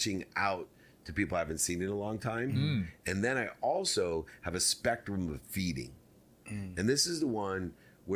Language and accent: English; Akron, Ohio, United States; moved away; the projects where I was born in Akron, Ohio